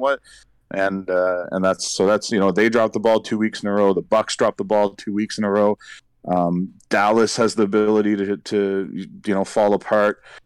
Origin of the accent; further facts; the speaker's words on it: St. John's, Newfoundland and Labrador, Canada; the Saint John's Maple Leafs in my hometown